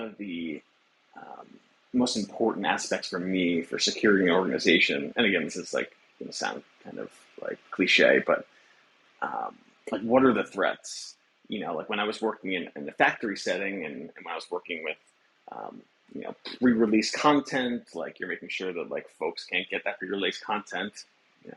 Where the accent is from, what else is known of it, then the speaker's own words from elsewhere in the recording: Long Island, New York, United States; also born or lived in Buffalo, New York; I grew up in the suburbs of Long Island, maybe like an hour outside New York City